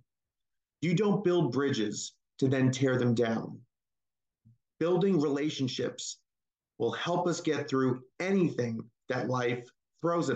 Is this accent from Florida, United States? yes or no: yes; Naples and Tampa Bay area, Florida, United States; also born or lived in Hackensack, New Jersey; I was born in Hackensack, New Jersey, which is just outside of New York City, and grew up in Florida's Naples and Tampa Bay area.